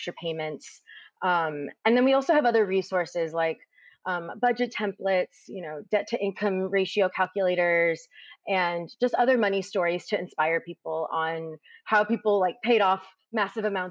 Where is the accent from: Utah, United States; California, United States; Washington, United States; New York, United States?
California, United States; Hayward; I grew up in Hayward, and growing up, my dad was a factory worker